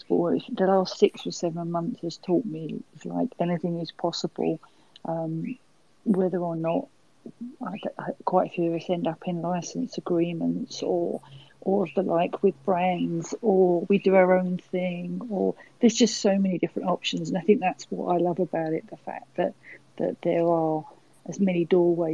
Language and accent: English; England, United Kingdom; Being English